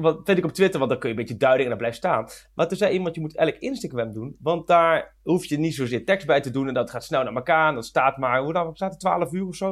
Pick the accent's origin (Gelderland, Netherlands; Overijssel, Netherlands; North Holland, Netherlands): Gelderland, Netherlands; Achterhoek; Ik kom uit de Achterhoek